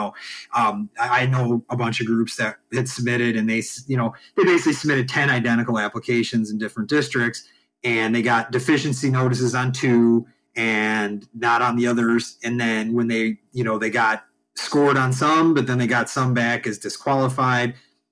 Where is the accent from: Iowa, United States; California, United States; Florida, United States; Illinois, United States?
Illinois, United States; Chicago; I'm from Chicago